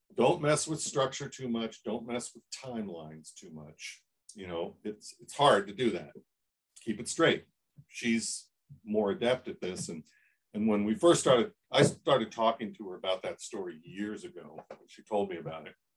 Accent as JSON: {"language": "English", "town": "Columbus", "region": "Ohio", "country": "United States", "tie": "born or raised there", "said": "I grew up in Columbus, Ohio, where the shadow of Woody Hayes, you know, dripped over everything"}